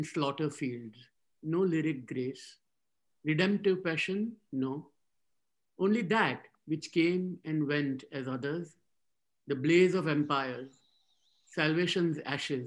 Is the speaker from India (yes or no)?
yes; India; I grew up in India